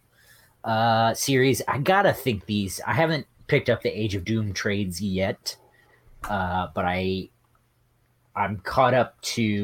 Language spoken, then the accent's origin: English; Midwest, United States; I'm from the Midwest, and my parents own a farm.